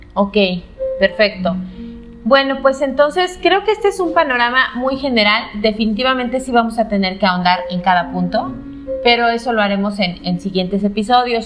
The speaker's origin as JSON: {"language": "Spanish", "town": "León", "region": "Guanajuato", "country": "Mexico", "said": "yo soy de León"}